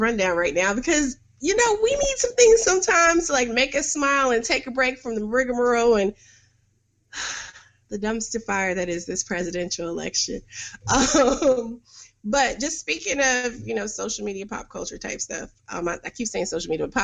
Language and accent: English; New York City, New York, United States; I was growing up in Harlem and the Bronx in, you know, mid to late 80s